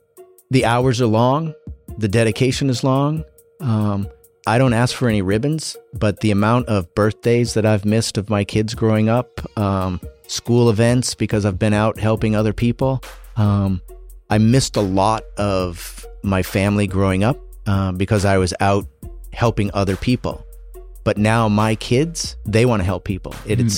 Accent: Illinois, United States; also born or lived in North Dakota; I grew up in was born in a town of 250 in North Dakota, and grew up in Illinois. I am the definition of not a city kid.

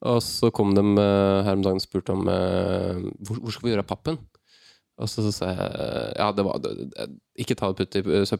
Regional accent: Bærum, Akershus, Norway; Jeg er fra Bærum, vet du.

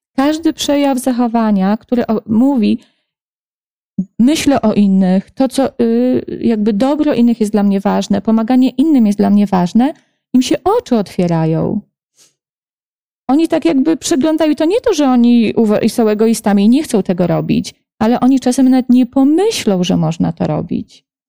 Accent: Lublin, Lublin Voivodeship, Poland; also born or lived in near Warsaw; now in Warsaw, Poland; mam też mnóstwo znajomych w Lublinie, bo to jest moje rodzinne miasto

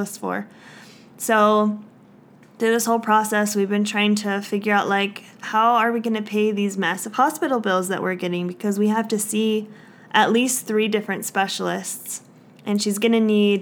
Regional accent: Indiana, United States; moved away as an adult; now in Utah, United States; we moved away from our hometown, my hometown

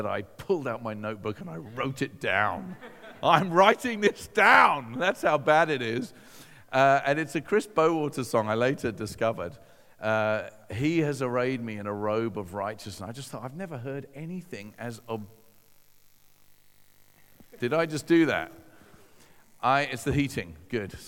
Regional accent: Hove, South East England, United Kingdom; I'm this teenager from Hove

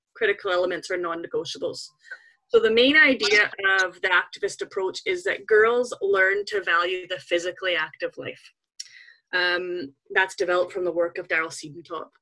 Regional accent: Canada; moved away as an adult; now in Scotland, United Kingdom; I grew up in Canada, if you're wondering where the kind of funny accent comes from. It's a little bit mixed

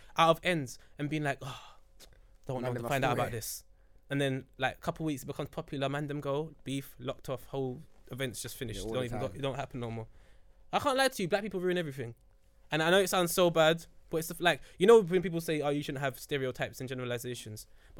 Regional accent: England, United Kingdom; But in England, growing up in ends

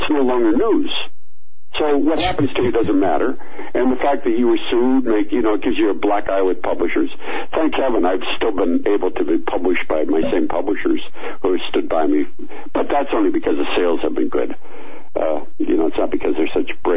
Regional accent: United States; I'm a Yank

